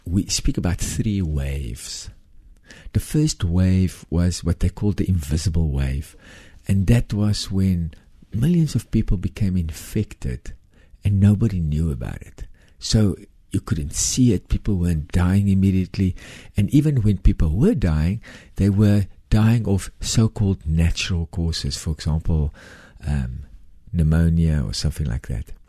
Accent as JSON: {"language": "English", "country": "South Africa", "said": "I came from South Africa. I'm a white South African, Afrikaner"}